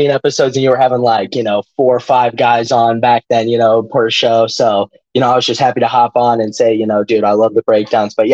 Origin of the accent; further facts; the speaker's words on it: St. Louis, Missouri, United States; I'm a St. Louis guy, St. Louis, Missouri.